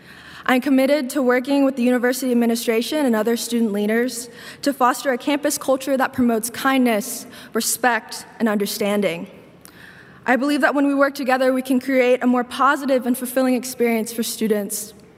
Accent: Northern Kentucky, United States; I'm from Northern Kentucky

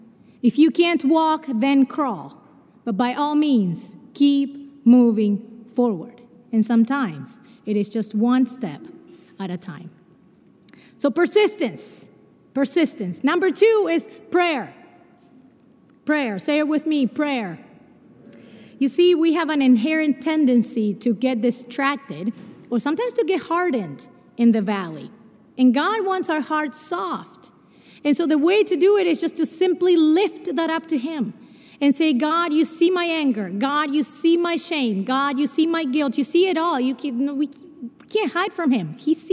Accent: Brazil; born there; I mentioned to you that I was born in Brazil.

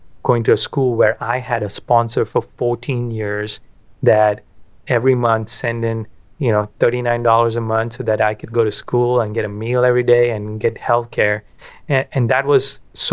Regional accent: Kolkata, West Bengal, India; moved away as an adult; I grew up in Calcutta, India.

